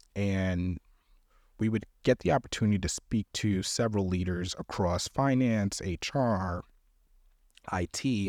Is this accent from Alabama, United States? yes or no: no; New York, United States; moved away as an adult; also born or lived in Wisconsin; I'm from New York